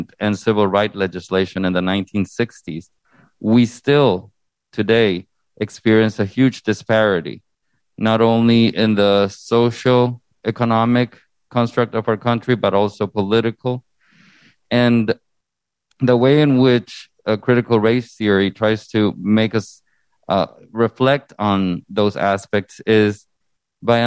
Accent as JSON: {"language": "English", "country": "Honduras", "tie": "born or raised there", "moved": "yes", "lives_now": "United States", "said": "originally born and raised in Honduras in Central America"}